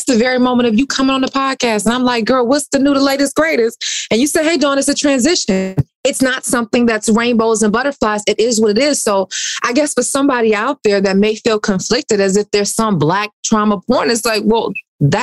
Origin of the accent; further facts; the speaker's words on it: Detroit, Michigan, United States; I'm from Detroit